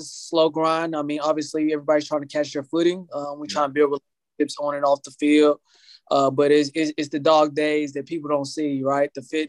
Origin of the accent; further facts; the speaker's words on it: Indianapolis, Indiana, United States; my hometown, Indianapolis.